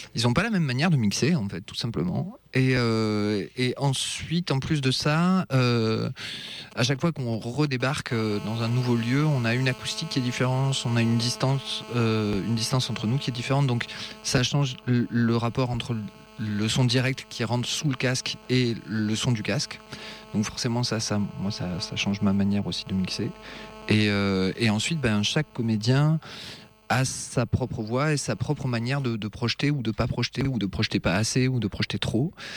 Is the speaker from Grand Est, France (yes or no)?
no; Avignon, Provence-Alpes-Côte d'Azur, France; je suis je suis d'Avignon